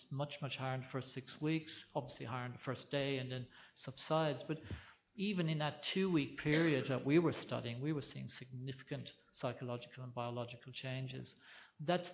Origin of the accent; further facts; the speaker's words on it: Ireland; now in Australia; growing up in Ireland when my parents got me out of bed early to go and deliver calves in the middle of the night.